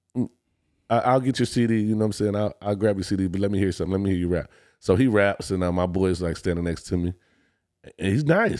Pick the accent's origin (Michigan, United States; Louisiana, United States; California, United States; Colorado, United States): Michigan, United States; Detroit; I'm originally from Detroit, Michigan